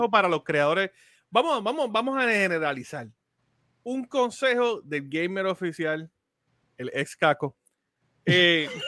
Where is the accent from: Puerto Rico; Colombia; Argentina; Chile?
Puerto Rico; Y como digo, como puertorriqueño, ¿verdad? Dentro de la comunidad latina, así que te damos las gracias.